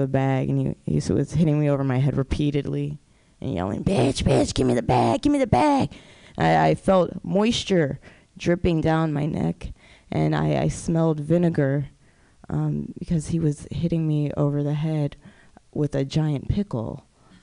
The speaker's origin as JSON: {"language": "English", "town": "Oakland", "region": "California", "country": "United States", "said": "I am from Oakland. I do live in Oakland"}